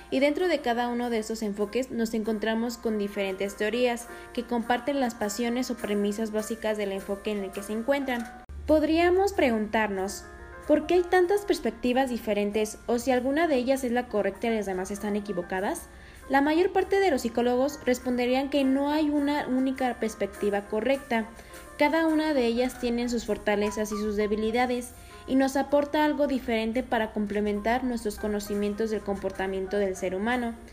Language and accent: Spanish; Morelia, Michoacán, Mexico; tengo una edad de 20 años, soy de Morelia, Michoacán